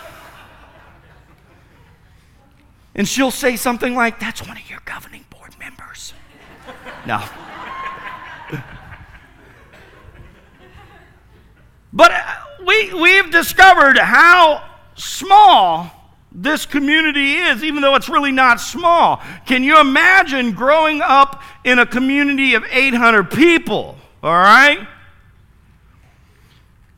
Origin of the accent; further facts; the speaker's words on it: Wooster, Ohio, United States; Worcester, Ohio. That's my hometown